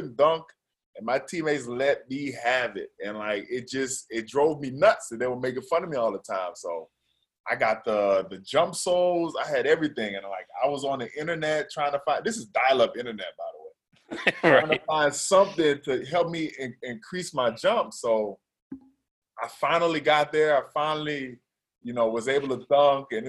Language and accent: English; Baton Rouge, Louisiana, United States; moved away as an adult; growing up in Baton Rouge